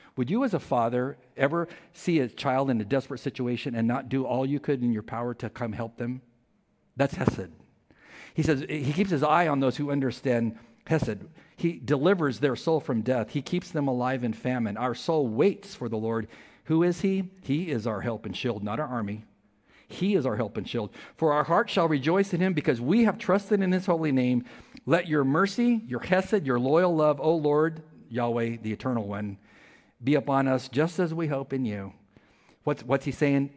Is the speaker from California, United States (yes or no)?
yes; California, United States; I'm from California